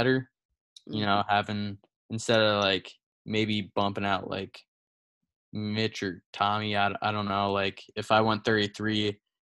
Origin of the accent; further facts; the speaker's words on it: Lehigh Valley, PA, Pennsylvania, United States; growing up, I, like, lived in Lehigh Valley, which is a pretty good, like, hotspot for wrestling mm-hmm. in PA